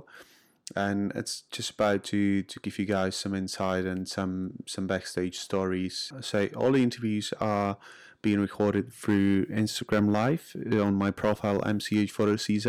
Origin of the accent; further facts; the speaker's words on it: Czechia; English is a second language; I'm from Czech Republic